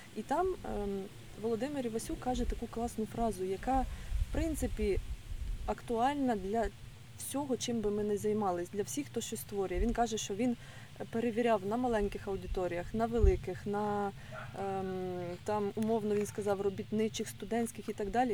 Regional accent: Mykolaiv, Mykolaiv Oblast, Ukraine; now in Odesa, Ukraine; я народилась в Миколаєві, виросла в Миколаївщині

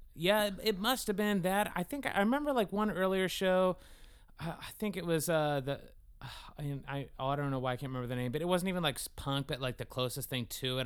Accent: Concord, California, United States; I was born in Concord, California

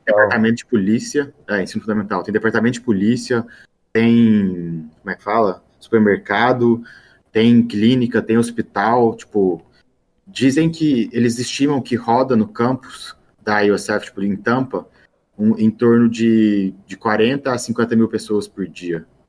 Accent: Brazil; now in Florida, United States; sou brasileiro

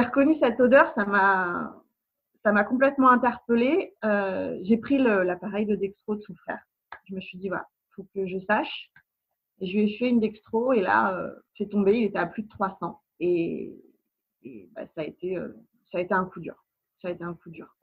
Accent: Nantes, Pays de la Loire, France; now in Seine-et-Marne, France; On est des Nantais expatriés en Ile-de-France

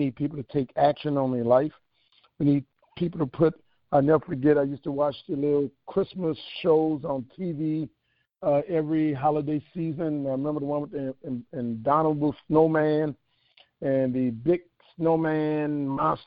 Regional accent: New Orleans, Louisiana, United States; moved away as an adult; also born or lived in Atlanta, Georgia; I grew up in New Orleans in a house with no books.

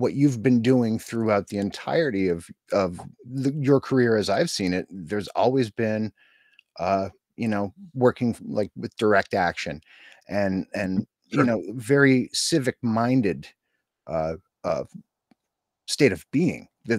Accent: Scranton, Pennsylvania, United States; I'm a suburban mountain kid from the Scranton area of Pennsylvania.

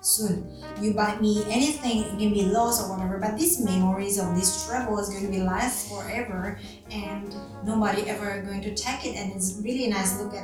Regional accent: Indonesia; moved away as an adult; also born or lived in Jakarta / Sydney; I am come from Indonesia

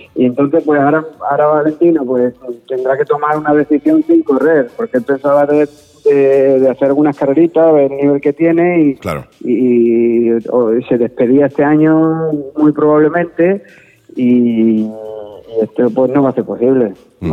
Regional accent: Andalusia, Spain; yo soy andaluz

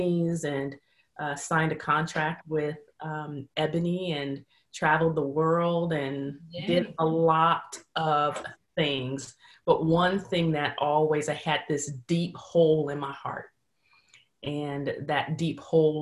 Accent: San Francisco Bay Area, California, United States; moved away; I'm originally born and raised in the San Francisco Bay Area

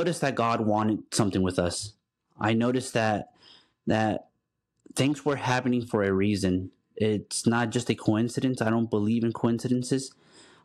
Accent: Dallas, Texas, United States; also born or lived in Houston, Texas; I'm from Dallas, but once I married my wife, I moved down to Houston

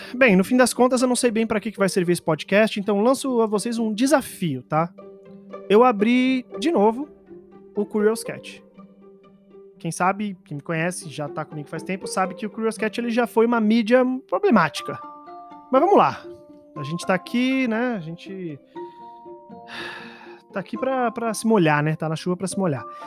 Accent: São Paulo, Brazil; eu sou só um paulistano

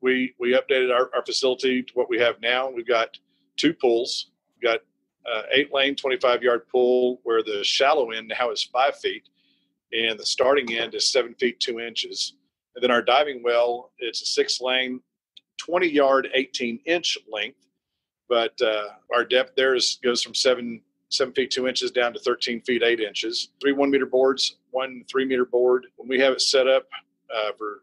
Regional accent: Abilene, Texas, United States; I grew up in Abilene.

